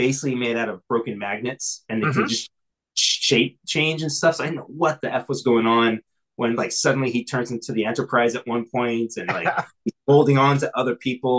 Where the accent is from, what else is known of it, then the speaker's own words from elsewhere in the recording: Texas, United States; born there; even though I was born in Texas, I was very much of a Northeastern snobby kind of mindset.